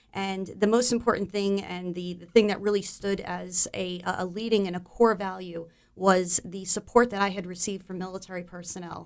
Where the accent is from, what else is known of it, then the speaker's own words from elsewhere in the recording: Monmouth County, New Jersey, United States; I am a, uh, New Jersey native. Um, I was born and raised in Monmouth County